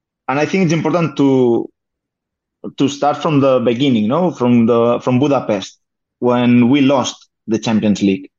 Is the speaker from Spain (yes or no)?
yes; Balaguer, Catalonia, Spain; English is a second language; also born or lived in Barcelona; now in Balaguer, Spain; I was born in Catalonia